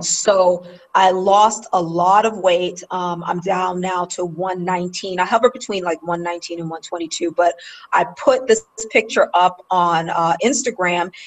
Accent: New York City, New York, United States; I grew up in New York in Queens

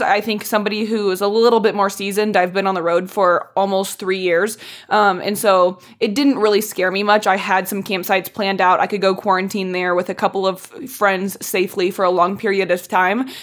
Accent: Indianapolis, Indiana, United States; moved away as an adult; also born or lived in Chicago; I grew up in Indiana

